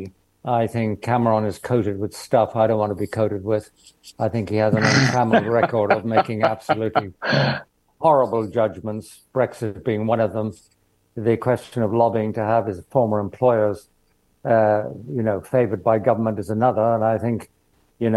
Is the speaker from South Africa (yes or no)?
no; Ireland; being Irish